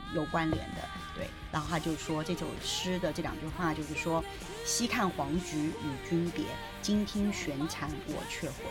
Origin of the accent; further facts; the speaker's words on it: southern China, China; now in Beijing, China; 因为我是南方人